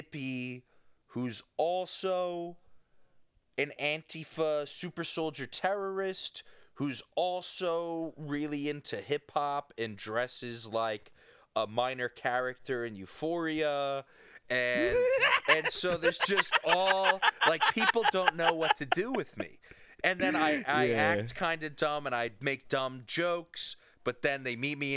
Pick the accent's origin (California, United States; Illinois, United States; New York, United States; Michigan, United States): New York, United States; I grew up in New York, and in Catholic New York